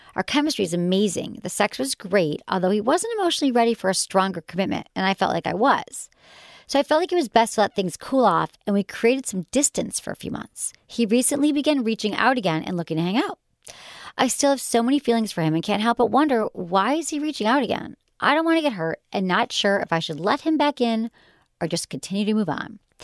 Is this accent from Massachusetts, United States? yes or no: no; Michigan, United States; accent: Michigan; my Michigan accent